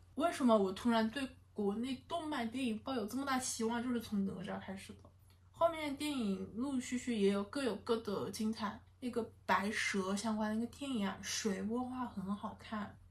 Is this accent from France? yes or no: no; China; 而不是说我们中国人怎么怎么样